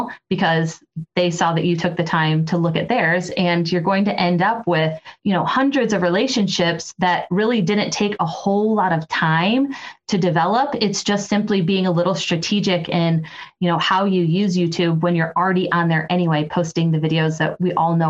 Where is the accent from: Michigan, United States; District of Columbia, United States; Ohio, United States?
Ohio, United States; Toledo; my hometown of Toledo, Ohio.